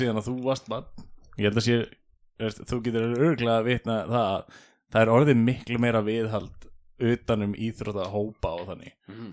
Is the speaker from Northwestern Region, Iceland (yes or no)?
no; Keflavík, Southern Peninsula, Iceland; also born or lived in Dalvík; við ólst upp í Keflæk og Njarvík